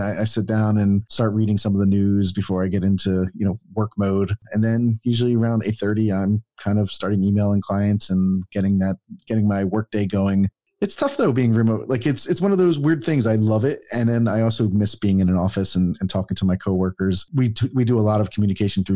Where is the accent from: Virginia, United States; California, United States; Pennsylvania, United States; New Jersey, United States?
Pennsylvania, United States; Philadelphia; moved away as an adult; now in Atlanta, United States; I'm from Philadelphia, Pennsylvania, and I moved to Atlanta, Georgia for this job. It was the first time I'm 46 now. Well, I will be 46. And this is the first kind of time I've left my hometown ever to be somewhere else.